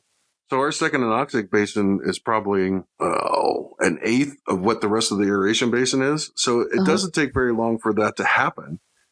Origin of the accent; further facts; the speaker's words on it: Chicago, Illinois, United States; now in Flagstaff, United States; I came from Chicago. Flagstaff doesn't get as cold as Chicago.